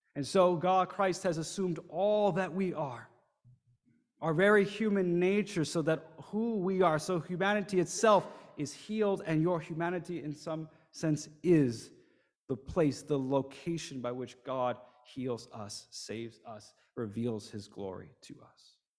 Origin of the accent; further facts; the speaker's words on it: New Jersey, United States; moved away as an adult; also born or lived in Shanghai, China; I grew up in the United States, in New Jersey, not too far south of here, um, kind of in the vicinity of New York City